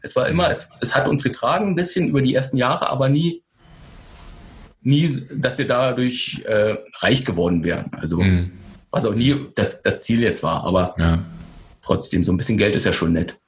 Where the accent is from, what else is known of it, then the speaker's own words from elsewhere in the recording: Berlin, Germany; ich bin in Berlin geboren, in Westberlin, ein paar hundert Meter von der Mauer.